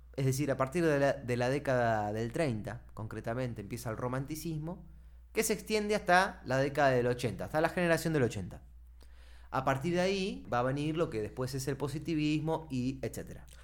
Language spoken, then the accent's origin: Spanish; Argentina; siendo argentinos